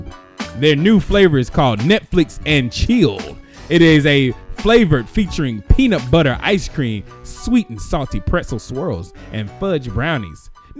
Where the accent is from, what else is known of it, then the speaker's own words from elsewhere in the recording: United States; I'm an American.